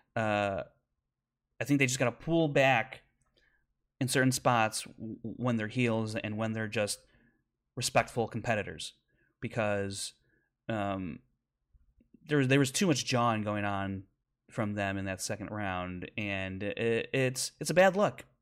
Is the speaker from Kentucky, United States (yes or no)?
no; Chicago, Illinois, United States; my hometown of Chicago.